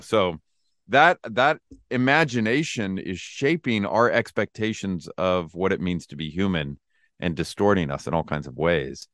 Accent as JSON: {"language": "English", "town": "Lodi", "region": "California", "country": "United States", "tie": "born or raised there", "said": "I was born and raised in Lodi, California"}